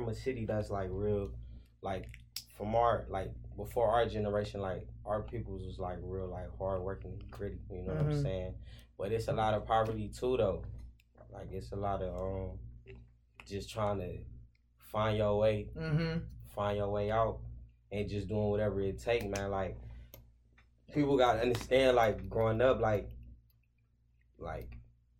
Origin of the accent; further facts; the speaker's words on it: Cleveland, Ohio, United States; I'm from Cleveland, Ohio